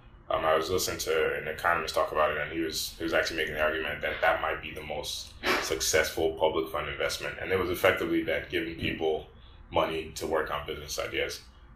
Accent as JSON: {"language": "English", "country": "Nigeria", "said": "I'm from Nigeria."}